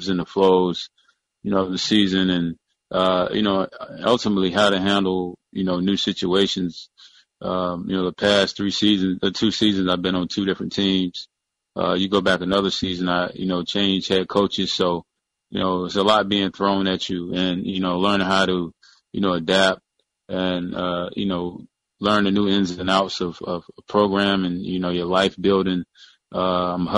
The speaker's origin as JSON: {"language": "English", "region": "North Carolina", "country": "United States", "tie": "born or raised there", "also_born_or_lived": "Virginia", "moved": "as an adult", "said": "I grew up in North Carolina, went to college in Virginia"}